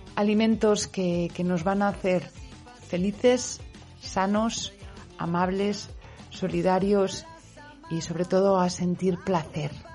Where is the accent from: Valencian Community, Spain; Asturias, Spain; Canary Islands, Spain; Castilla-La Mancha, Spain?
Valencian Community, Spain; Valencian speaker; Yo soy valenciano parlante, lo sabéis pero también soy castellano parlante